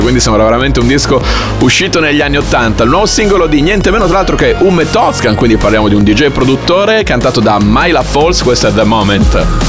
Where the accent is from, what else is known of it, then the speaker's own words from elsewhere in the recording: Bologna, Emilia-Romagna, Italy; bolognese come me